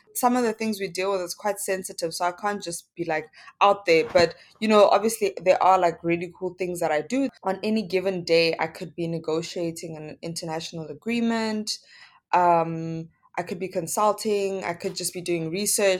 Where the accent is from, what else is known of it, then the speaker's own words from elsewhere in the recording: Johannesburg, Gauteng, South Africa; I'm from, born and bred in Soweto, Johannesburg